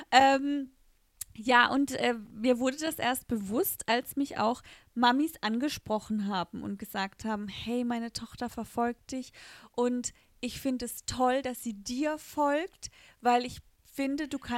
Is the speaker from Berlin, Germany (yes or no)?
no; Rastatt, Baden-Württemberg, Germany; dann sage ich, ich komme aus Rastatt.